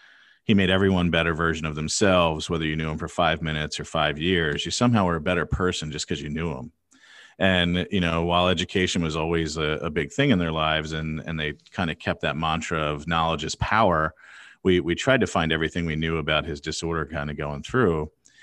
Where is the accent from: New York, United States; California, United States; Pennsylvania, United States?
Pennsylvania, United States; So growing up outside of Philadelphia, great parents, really education focused.